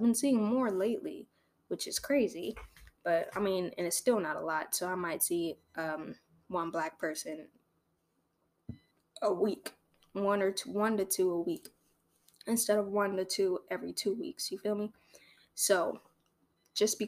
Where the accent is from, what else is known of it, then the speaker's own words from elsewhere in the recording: Torrance, California, United States; also born or lived in Los Angeles, United States; now in Orange County, United States; I grew up in Torrance